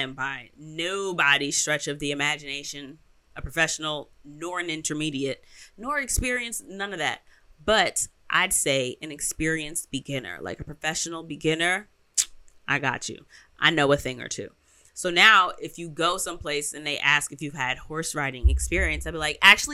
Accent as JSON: {"language": "English", "region": "New York", "country": "United States", "said": "I'm from New York"}